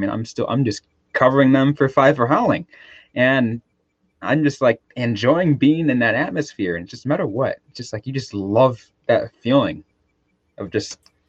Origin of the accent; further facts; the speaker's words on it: San Jose, California, United States; I was born and raised in San Jose